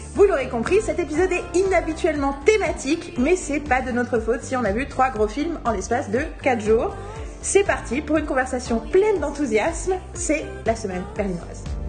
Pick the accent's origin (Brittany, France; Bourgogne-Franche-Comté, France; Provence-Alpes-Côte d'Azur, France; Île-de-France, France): Île-de-France, France; Paris; je suis parisienne, parisienne